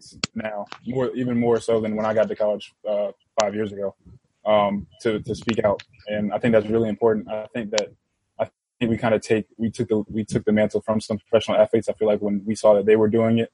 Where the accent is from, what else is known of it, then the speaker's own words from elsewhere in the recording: Richmond, Virginia, United States; I'm from Richmond. I grew up in the Capital Confederacy.